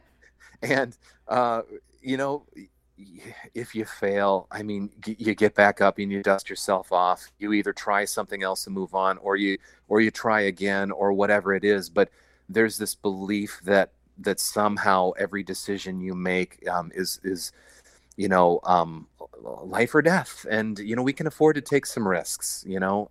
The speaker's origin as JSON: {"language": "English", "region": "Iowa", "country": "United States", "tie": "born or raised there", "also_born_or_lived": "South Dakota", "moved": "as an adult", "lives_now": "Minneapolis, United States", "said": "I was born in Iowa, went to college out in South Dakota, and then, uh, moved to Minneapolis"}